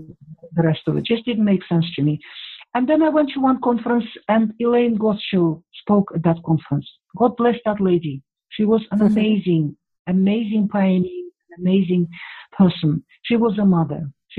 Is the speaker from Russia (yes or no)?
yes; Russia; And at that time, I grew up in the Soviet Union. There were Russians.